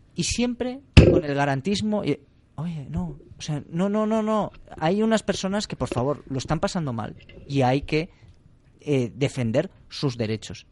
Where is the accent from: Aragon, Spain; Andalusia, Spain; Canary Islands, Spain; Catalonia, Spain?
Catalonia, Spain; a, pesar de haber nacido en Cataluña